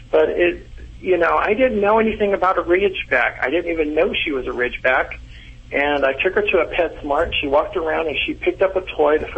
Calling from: Modesto, California, United States; Modesto, California.

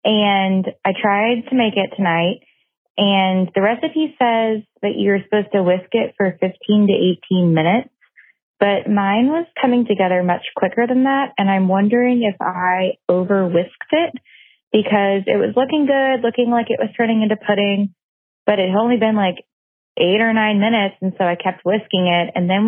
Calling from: Oklahoma, United States; I'm calling from Oklahoma.

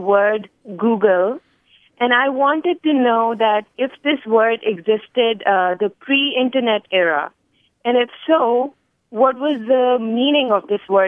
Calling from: Richmond, Virginia, United States; I'm calling from Richmond, Virginia

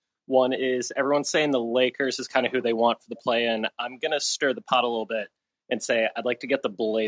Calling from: Ireland; So first, just want to say I'm calling in from Ireland.

